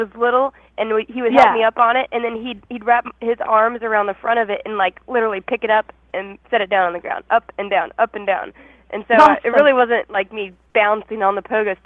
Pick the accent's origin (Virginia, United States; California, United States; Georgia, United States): Virginia, United States; Williamsburg area; moved away; I grew up around that area